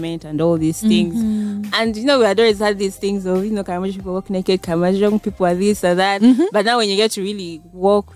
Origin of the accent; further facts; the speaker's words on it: Central Region, Uganda; also born or lived in Kasese; I grew up here in Central.